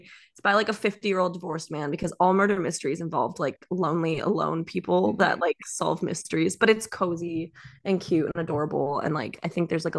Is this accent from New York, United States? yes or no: yes; Long Island, New York, United States; moved away; I'm from New York, which I was. I was born in New York. I was born in Long Island. I was born in Long Island for all you people there.